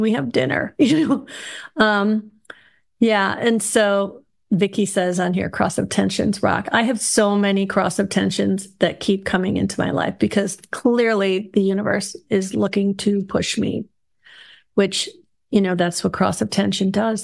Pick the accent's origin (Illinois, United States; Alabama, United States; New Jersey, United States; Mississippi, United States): Illinois, United States; Chicago; now in North Georgia, United States; I was raised in Chicago